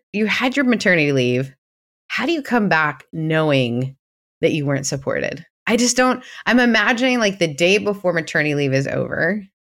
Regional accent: Canada; being Canadian

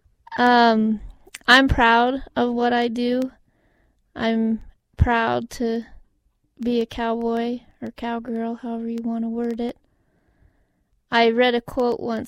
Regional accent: Montana, United States; I've been born and raised in Montana

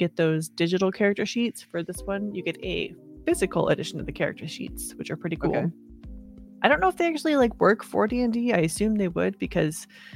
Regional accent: United States; I'm an American

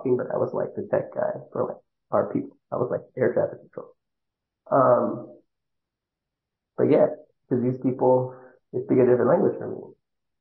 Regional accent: Northeast, United States; accent: Northeast; also born or lived in New York; I clearly sound like I'm from the Northeast

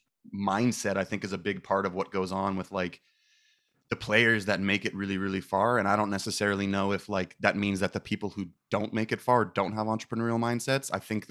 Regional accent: Manhattan Beach, California, United States; Yeah, I was born and raised in Manhattan Beach, little beach town kind of by like Hermosa.

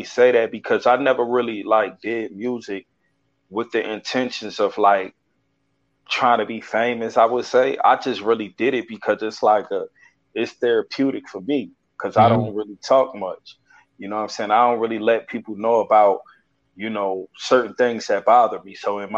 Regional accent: Newark, New Jersey, United States; I'm from Newark, New Jersey, 280 zone to be exact

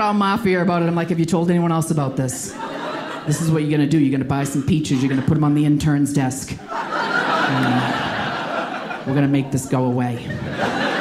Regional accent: Boston, Massachusetts, United States; moved away as an adult; now in New York, United States; I'm originally from Boston, but I've been living in New York for ten years

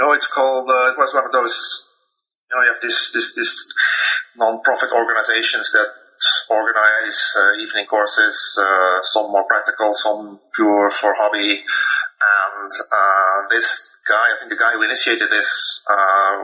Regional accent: Netherlands; English is a second language; in Holland, we learn a lot of languages in school

